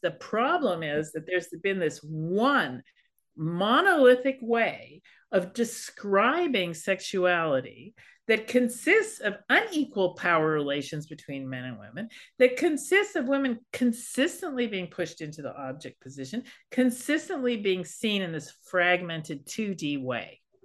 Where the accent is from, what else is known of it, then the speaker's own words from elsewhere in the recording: Berkeley, California, United States; I'm a hippie kid. I grew up in Berkeley.